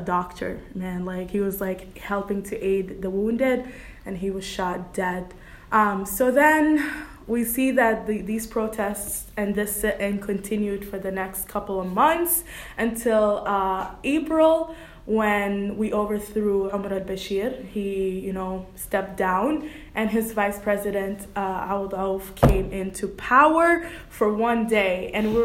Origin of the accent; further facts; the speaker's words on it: Saudi Arabia; also born or lived in Sudan; now in Canton, United States; I was born in Sudan, raised in Saudi Arabia, and now I reside in Canton, Michigan.